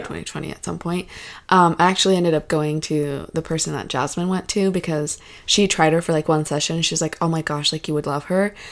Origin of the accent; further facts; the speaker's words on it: Alaska, United States; I was born in Alaska